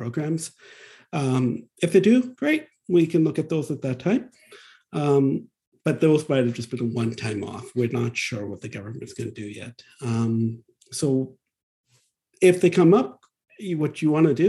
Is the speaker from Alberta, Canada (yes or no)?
yes; Alberta, Canada; now in British Columbia, Canada; I grew up in Alberta